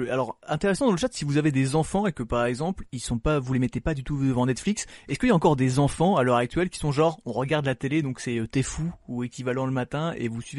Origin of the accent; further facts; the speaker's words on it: Belgium; en même temps, je suis belge